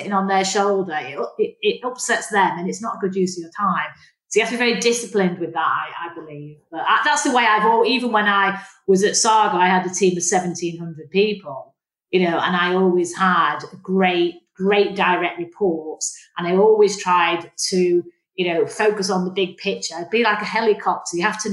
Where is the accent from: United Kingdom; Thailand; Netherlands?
United Kingdom; Manchester, North West England; now in London, United Kingdom; when I was a kid growing up in Manchester